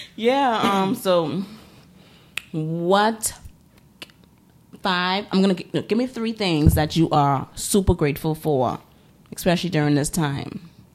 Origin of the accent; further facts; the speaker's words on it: Bahamas; growing up in the Bahamas, you know, it's a small, um, it's a bunch of small islands.